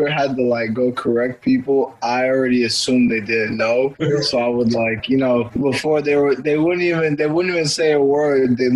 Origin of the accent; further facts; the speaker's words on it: Houston, Texas, United States; also born or lived in Washington, D.C. / Virginia / Maryland / Louisiana; They moved here, and I was born in D.C. I grew up in Houston.